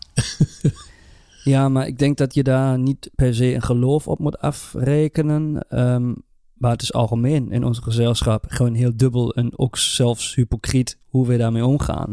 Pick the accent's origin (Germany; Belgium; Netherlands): Germany; bij ons in Duitsland